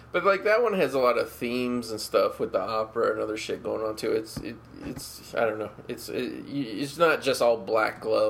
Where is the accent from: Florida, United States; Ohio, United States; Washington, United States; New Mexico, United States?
Ohio, United States; When I was a young kid growing up in Ohio